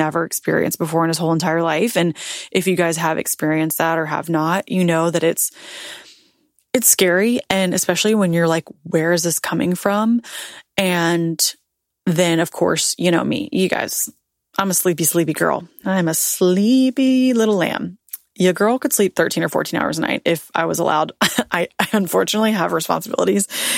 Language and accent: English; Tennessee, United States; moved away as an adult; also born or lived in Nashville; now in Florida, United States; I'm born and raised in Tennessee. That's my home. That's my state.